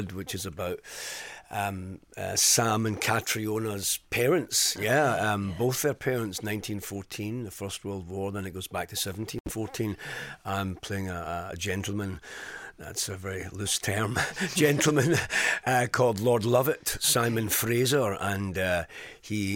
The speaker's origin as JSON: {"language": "English", "town": "Glasgow", "region": "Scotland", "country": "United Kingdom", "said": "I'm from Glasgow"}